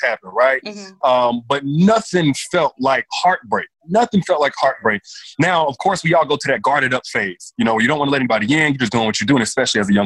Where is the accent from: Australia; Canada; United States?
United States; Enterprise, Alabama; now in Alpharetta, United States; Alabama, Enterprise, Alabama, small town in Alabama